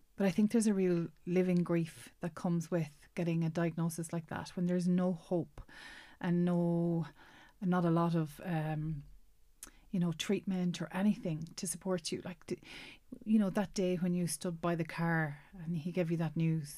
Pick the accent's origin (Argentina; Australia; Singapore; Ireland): Ireland; Roscommon, Connacht; now in Galway, Ireland; I'm from Roscommon originally